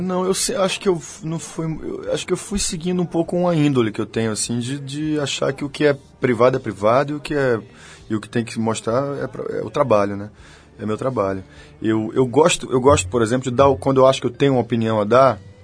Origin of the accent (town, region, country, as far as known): Bahia, Brazil